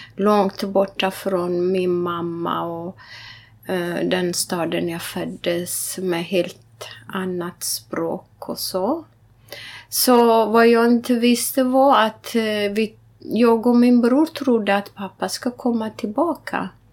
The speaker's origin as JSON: {"language": "Swedish", "area": "Wollega", "region": "Oromia", "country": "Ethiopia", "tie": "born or raised there", "moved": "yes", "lives_now": "Sweden", "said": "Wallaga kaffe, där jag är född"}